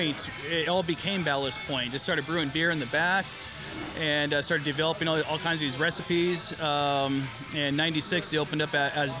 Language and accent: English; San Diego, California, United States; I am here from San Diego, born and raised